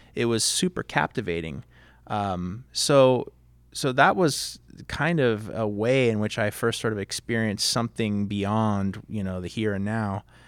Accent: Fountain Valley, California, United States; also born or lived in Long Beach, California; I was born in Long Beach, but my parents bought their first home in Fountain Valley, so I was sort of a product of suburbs.

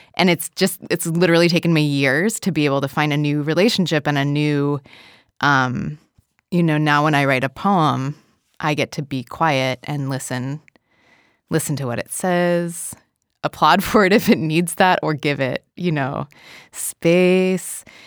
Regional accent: Portland, Oregon, United States; I grew up in Portland, Oregon

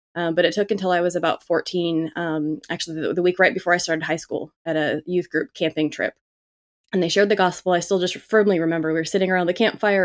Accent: Southern California, United States; I grew up in Cal, Southern California, but enough outside the city

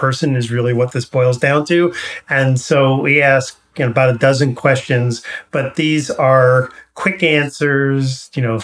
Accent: Garden City, New York, United States; now in California, United States; I grew up in New York

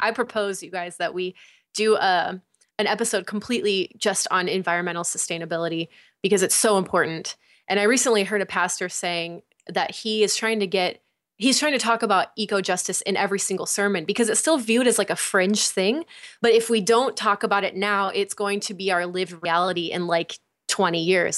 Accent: United States; the way that I've been raised, like, as American

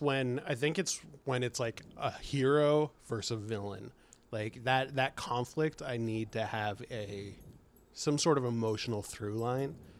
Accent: Bay Area, California, United States; I'm from the Bay Area

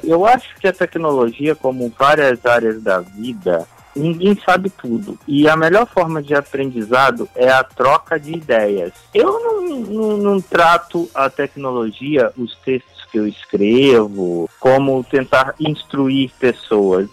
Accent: Rio de Janeiro, Brazil; Sou uma pessoa que gosto muito também de praia, como bom carioca

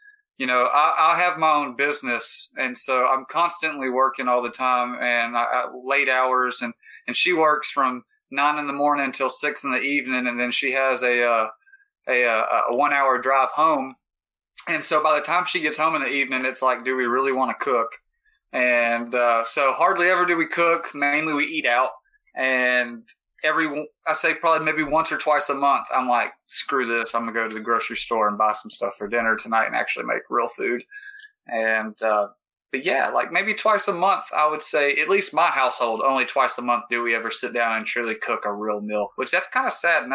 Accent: Houston, Texas, United States; moved away as an adult; also born or lived in California; now in Austin, United States; I'm from Houston, Texas

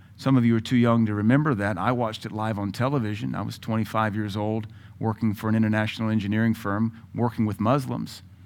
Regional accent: United States; also born or lived in Tennessee / Louisiana; I'm from Louisiana and Tennessee

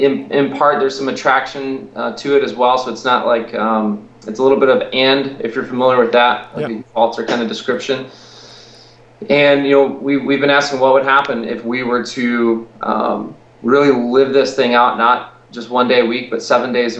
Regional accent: Roselle, Illinois, United States; We planted this church in my hometown, mm-hmm. which is in Roselle, which no one's heard of, but a lot of people have heard of Schaumburg

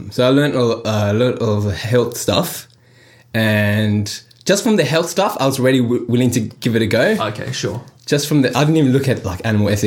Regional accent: India; I'm Indian and my family's Hindu

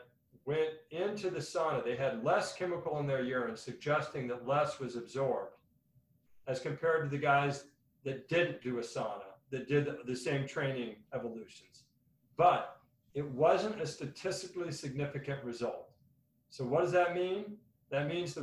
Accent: the Northwest, Pacific Northwest, United States; now in Arizona, United States; I was from the Northwest

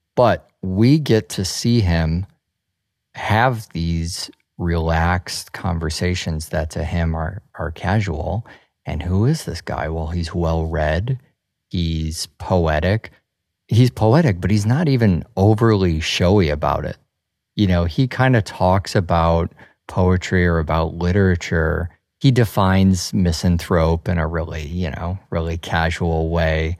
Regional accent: Midwest, United States; I grew up in the Midwest

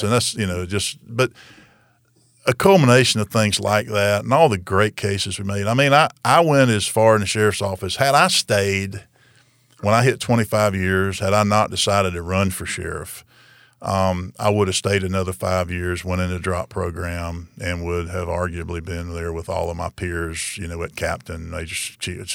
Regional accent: Marianna, Florida, United States; now in Tallahassee, United States; Jackson County and run in my hometown

